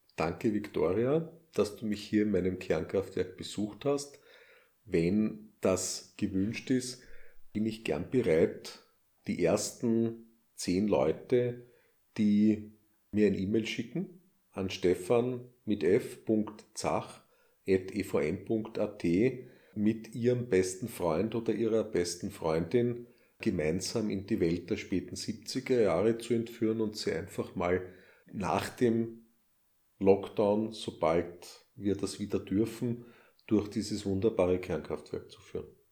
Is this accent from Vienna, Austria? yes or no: no; Styria, Austria; accent: Styrian; meinen scheinbar steirischen Akzent, meinen steirischen englischen Akzent